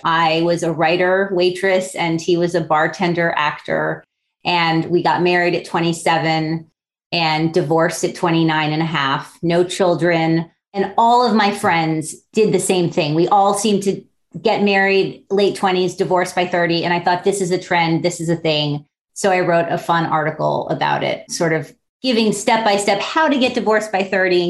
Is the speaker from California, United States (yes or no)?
no; Miami Beach, Florida, United States; So I grew up on Miami Beach, actually on South Beach, which I think I'm the only person who's from South Beach.